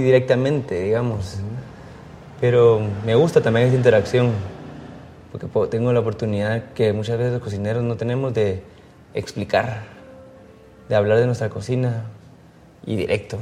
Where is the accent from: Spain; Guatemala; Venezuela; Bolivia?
Guatemala; moved away; soy guatemalteco